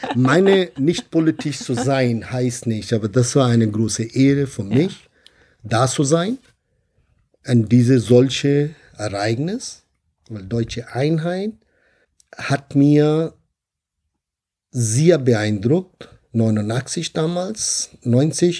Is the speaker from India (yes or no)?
yes; India; German is a second language; now in Bonn, Germany; Ich komme ursprünglich aus Indien